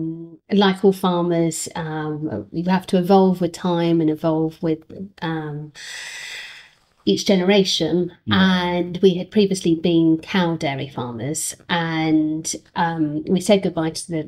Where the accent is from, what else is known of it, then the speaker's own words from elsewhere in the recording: United Kingdom; our success as British farmers in farming the sheep